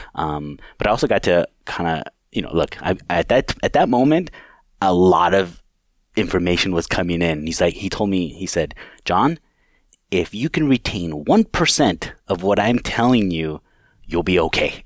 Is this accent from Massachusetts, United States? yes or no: no; California, United States; moved away as an adult; now in Chippewa Falls, United States; I'm originally from California, grew up there